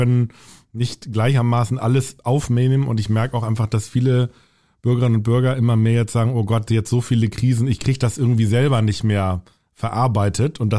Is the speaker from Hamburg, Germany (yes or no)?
yes; Hamburg, Germany; Also ich bin selber in der evangelischen Kirche da bei uns in Hamburg-Volksdorf und äh, da sehr verwurzelt, wirklich von der Kinderbibelwoche